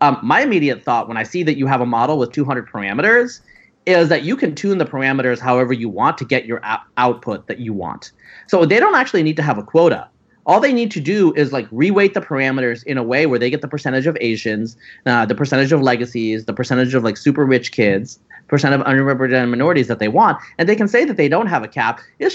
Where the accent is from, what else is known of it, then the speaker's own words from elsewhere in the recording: Pacific Northwest, United States; I'm from the Pacific Northwest